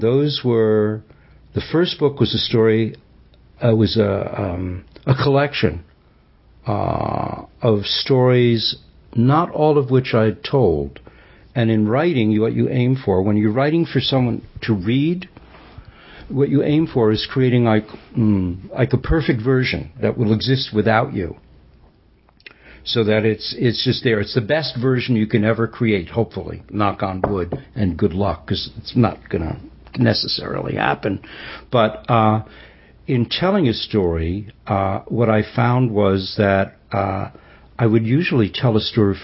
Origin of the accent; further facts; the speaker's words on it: New York City, New York, United States; I grew up Jewish in New York City